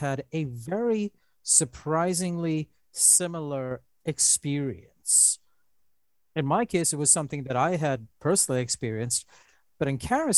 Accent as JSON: {"language": "English", "region": "Dubai", "country": "United Arab Emirates", "tie": "born or raised there", "moved": "yes", "said": "when I was growing up in Dubai in the 1980s"}